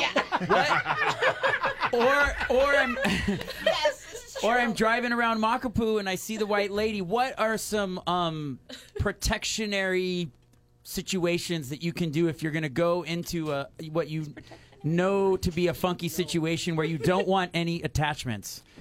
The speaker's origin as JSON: {"language": "English", "town": "Kailua", "region": "Hawaii", "country": "United States", "tie": "born or raised there", "said": "I grew up in Kailua"}